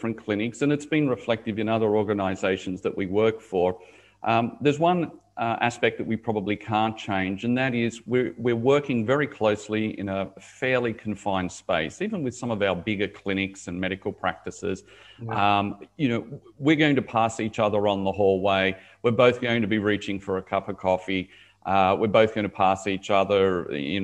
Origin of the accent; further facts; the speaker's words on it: Sydney, New South Wales, Australia; moved away as an adult; also born or lived in Dubai / Middle East / Asia; now in Gold Coast, Australia; Originally, I was from Sydney, Dubai, 12 years. Now I'm back in Australia, living on the Gold Coast